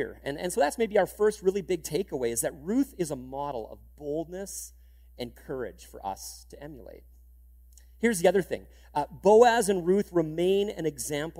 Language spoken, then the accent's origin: English; Canada; being Canadian